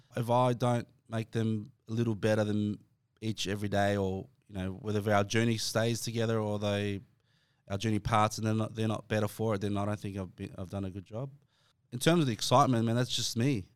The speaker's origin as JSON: {"language": "English", "town": "Dandenong", "region": "Victoria", "country": "Australia", "said": "I'm from Dandenong"}